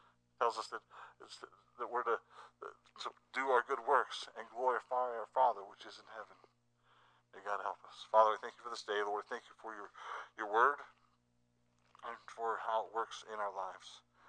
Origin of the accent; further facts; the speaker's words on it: Ohio, United States; moved away; I'm from Ohio, so my family's from Ohio.